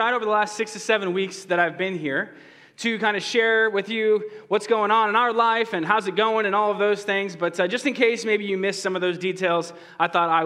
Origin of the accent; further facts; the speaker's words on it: right outside of Boston, Massachusetts, United States; moved away; I grew up over on the East Coast, right outside of Boston